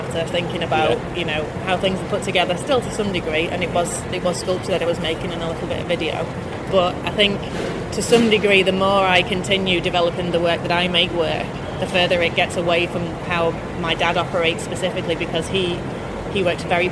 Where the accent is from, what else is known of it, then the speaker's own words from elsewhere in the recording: St Helens, North West England, United Kingdom; I grew up in St Helens because my dad is an engineer, service engineer.